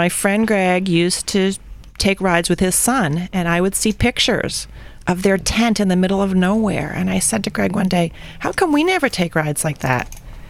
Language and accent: English; New York, United States; now in Maine, United States; I'm originally from New York, but I've lived in Maine since 1974.